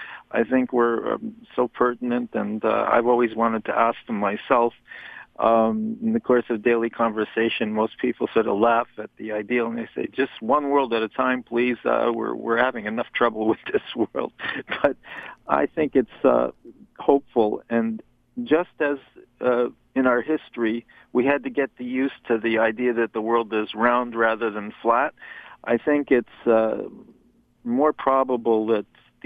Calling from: Toronto, Ontario, Canada

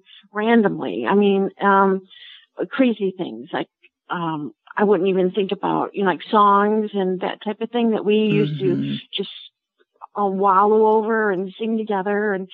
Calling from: Swartz Creek, Michigan, United States; I am in mid-Michigan, Swartz Creek, Michigan.

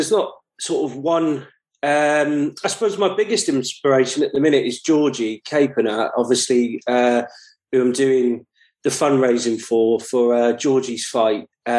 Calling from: Stoke-on-Trent, West Midlands, United Kingdom; I'm currently joining you from Stoke-on-Trent.

